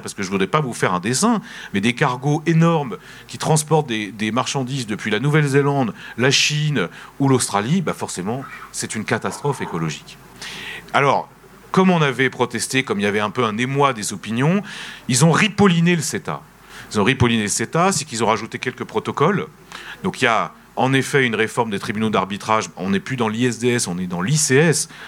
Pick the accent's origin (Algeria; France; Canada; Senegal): France; en tant que français en tant qu'Européen